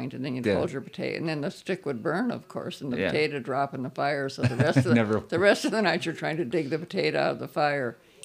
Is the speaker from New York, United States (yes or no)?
no; Butte, Montana, United States; growing up in the Gulch